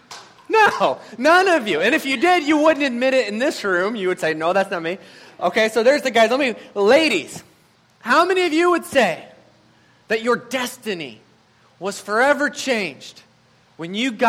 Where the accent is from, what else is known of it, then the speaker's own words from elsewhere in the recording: Madison, Wisconsin, United States; And I'm like, I'm from Madison. What is that?